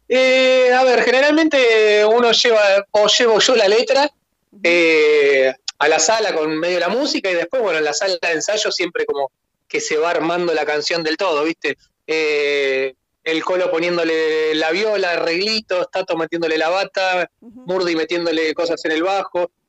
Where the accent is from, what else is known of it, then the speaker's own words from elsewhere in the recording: Escobar, Buenos Aires Province, Argentina; en Villarrosa y Escobar, que es de donde, éramos o de donde somos en realidad